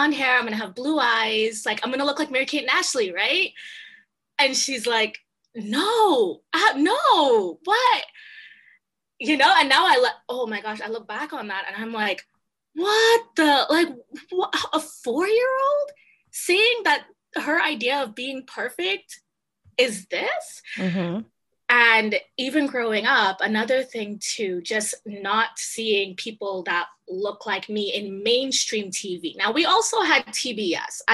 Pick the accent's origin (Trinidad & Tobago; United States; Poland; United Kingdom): Trinidad & Tobago; now in Canada; I'm originally from Trinidad. I don't know if you know Trinidad and Tobago, mm-hmm. Small island in the Caribbean. And so growing up there, it's interesting.